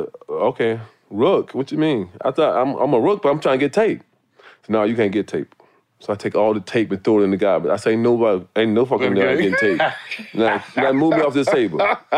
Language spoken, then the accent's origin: English; Cleveland, Ohio, United States; now in Chicago, United States; I was from Cleveland. So base was just, I mean, I'm used to the cold.